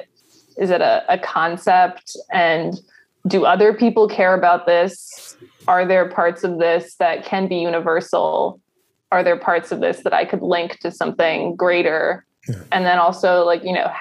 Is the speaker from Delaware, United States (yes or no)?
no; Ellicott City, Maryland, United States; I grew up in Ellicott City